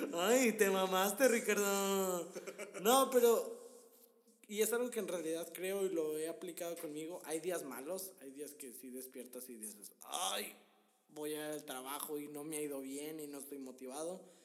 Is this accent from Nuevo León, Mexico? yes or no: yes; Monterrey, Nuevo León, Mexico; Nosotros somos de Monterrey.